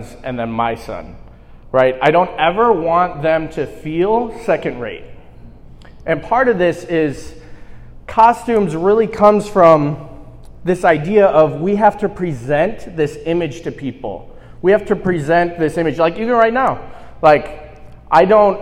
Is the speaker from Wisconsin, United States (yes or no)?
yes; Wisconsin, United States; moved away as an adult; also born or lived in Chicago; now in California, United States; So I'm from the land of Wisconsin.